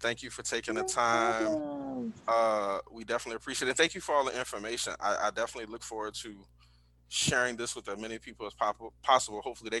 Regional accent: New Orleans, Louisiana, United States; I'm born and bred in New Orleans.

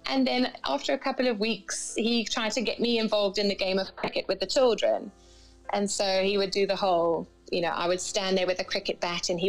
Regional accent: Cambridge, East of England, United Kingdom; So um, I was I was born and raised in England, in uh, Cambridge, in England, and then I went to university in Northampton.

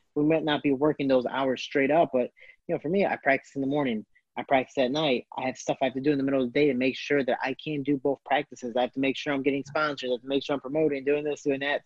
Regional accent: Chicago, Illinois, United States; also born or lived in Florida; I am from Chicago, Illinois

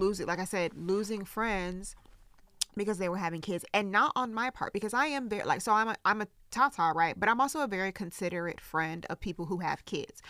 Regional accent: the South, United States; I grew up in the South

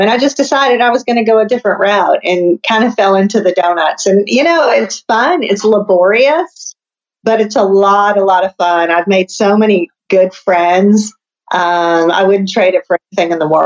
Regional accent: Detroit, Michigan, United States; now in US South; Detroit, Michigan originally. Oh, okay. So I'm a Yankee, uh, okay. Uh, but I, know I'm in the South now

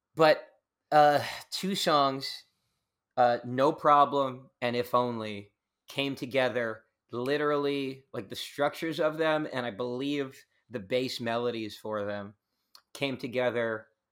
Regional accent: Long Island, New York, United States; moved away; I grew up in the suburbs. I grew up on Long Island, on the, on the border of Queens and Long Island

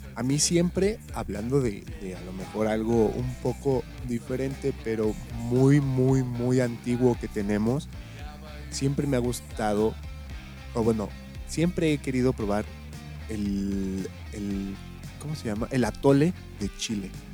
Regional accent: Mexico; somos mexicanos

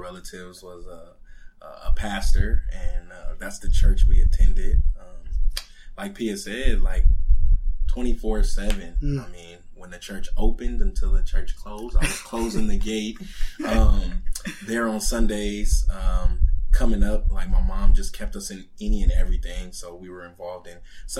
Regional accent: Southern California, United States; born and raised in Southern California

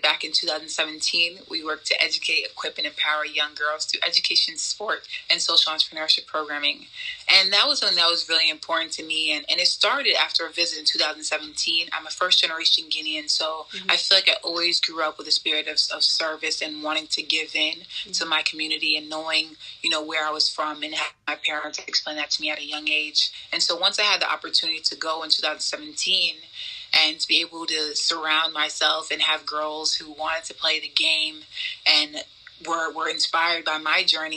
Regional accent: New York City, New York, United States; growing up in New York City

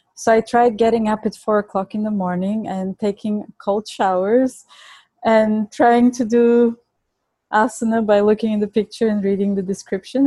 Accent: Plovdiv, Plovdiv Province, Bulgaria; accent: Bulgarian; English is a second language; now in New York, United States; I was born and raised in Bulgaria. That's my accent

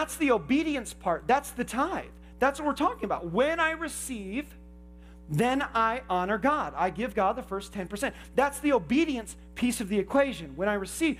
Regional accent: Indiana, United States; I grew up in Indiana

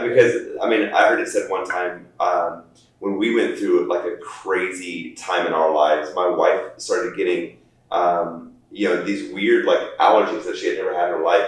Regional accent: United States; as Americans, we're, we're, we're kind of almost ingrained in running this fast pace

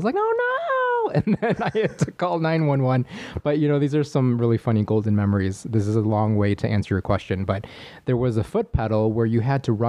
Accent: Chicago, Illinois, United States; moved away as an adult; also born or lived in San Diego; now in Los Angeles, United States; I was born and raised in the coldest city in America, otherwise known as Chicago, Illinois.

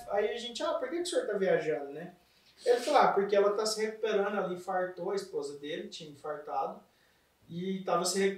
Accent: Pará, Brazil; born there; Meu pai trabalhou em Brasília, trabalhou lá no Pará, que foi onde eu nasci.

